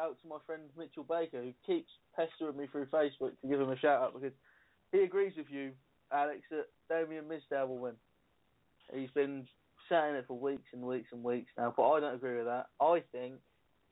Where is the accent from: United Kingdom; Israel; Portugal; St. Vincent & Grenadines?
United Kingdom; England; I'm English